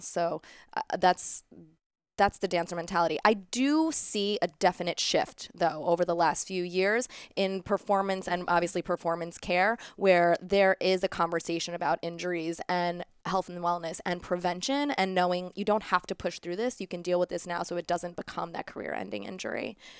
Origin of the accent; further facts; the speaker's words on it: New York City, New York, United States; I grew up a dancer here in New York City. I danced all my life. I was a competitive dancer growing up in Middle Village, Queens